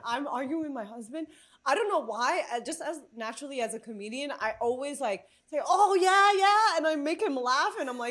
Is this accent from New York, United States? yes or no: yes; New York, United States; I'm from New York, so I speak fast